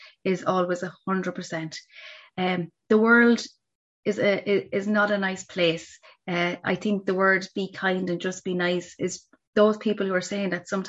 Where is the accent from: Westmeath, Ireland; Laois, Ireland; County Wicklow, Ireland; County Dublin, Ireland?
Laois, Ireland; moved away; I'm from Leash originally